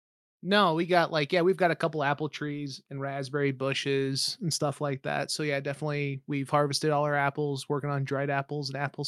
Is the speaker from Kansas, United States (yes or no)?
yes; De Soto, Kansas, United States; Oh, I grew up in the Johnson County side. I'm suburbs.